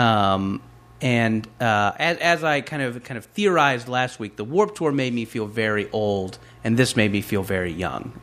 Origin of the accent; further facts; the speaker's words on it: Orange County, California, United States; growing up in Orange County